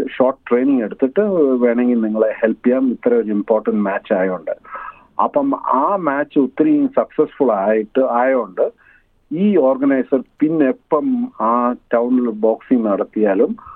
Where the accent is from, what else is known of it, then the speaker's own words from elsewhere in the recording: India; now in Australia; മാതൃഭൂമി കണ്ടിട്ട് നാല് വർഷമായി